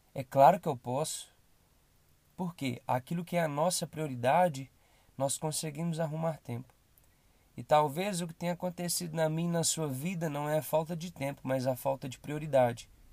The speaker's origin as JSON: {"language": "Portuguese", "town": "Belo Horizonte", "region": "Minas Gerais", "country": "Brazil", "said": "sou daqui de Belo Horizonte"}